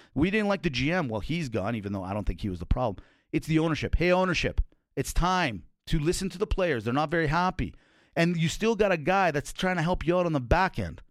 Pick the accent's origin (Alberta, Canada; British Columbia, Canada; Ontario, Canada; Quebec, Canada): Alberta, Canada; Calgary; I'm born and raised in Calgary